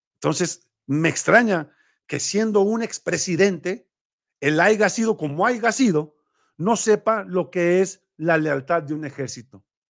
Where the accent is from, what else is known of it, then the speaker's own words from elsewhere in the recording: Mexico; nosotros somos mexicanos